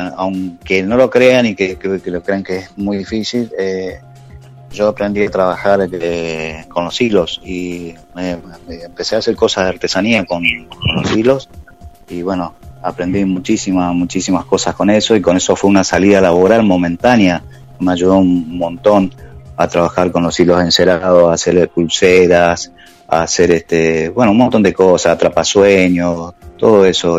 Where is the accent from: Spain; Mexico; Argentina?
Argentina; Oberá, Misiones; moved away as an adult; now in Buenos Aires, Argentina; Yo nací, nací en Oberá, el, o sea, en este momento tengo 62 años, nací en Oberá el, 1 de, noviembre de 1958. Eso era un pueblito, hice toda mi escuela